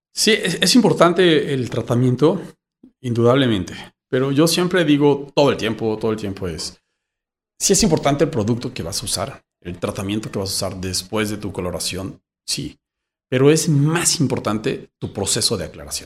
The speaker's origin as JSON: {"language": "Spanish", "country": "Mexico", "said": "somos muchos mexicanos que tenemos este tipo de cabello"}